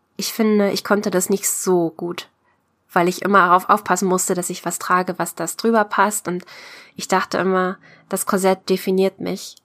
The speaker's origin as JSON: {"language": "German", "region": "Brandenburg", "country": "Germany", "tie": "born or raised there", "said": "ich komme aus der Nähe von Berlin, eigentlich aus Brandenburg."}